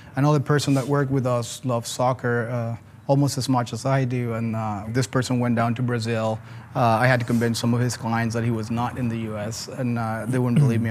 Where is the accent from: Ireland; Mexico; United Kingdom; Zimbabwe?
Mexico; Mexico City; moved away as an adult; also born or lived in Philadelphia, United States; now in Atlanta, United States; I'm originally from Mexico City